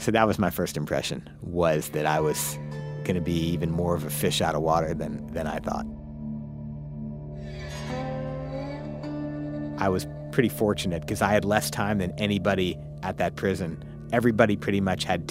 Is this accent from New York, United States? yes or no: no; St. Louis, Missouri, United States; I'm from St. Louis.